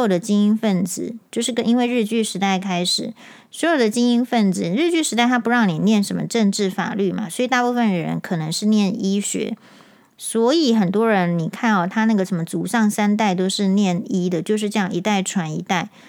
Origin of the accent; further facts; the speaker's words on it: Taiwan; 我们台湾人